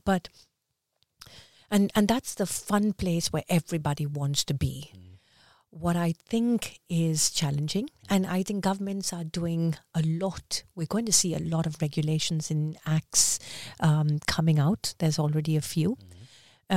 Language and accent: English; India; also born or lived in Dubai / Västerås, Sweden; now in Stockholm, Sweden; as an Indian